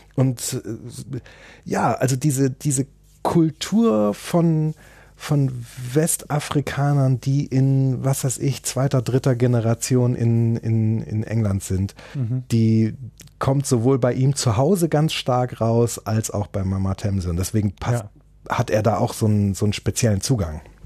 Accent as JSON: {"language": "German", "country": "Germany", "said": "als Deutscher"}